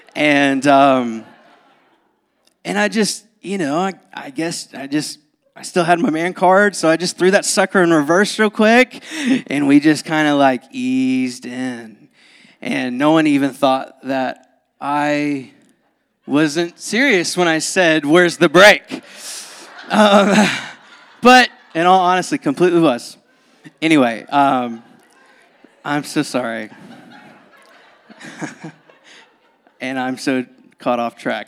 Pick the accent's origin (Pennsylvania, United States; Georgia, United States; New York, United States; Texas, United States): Georgia, United States; moved away; born and raised in Georgia